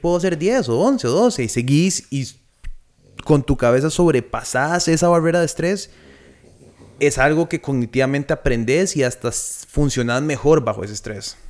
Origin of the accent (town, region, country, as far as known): Costa Rica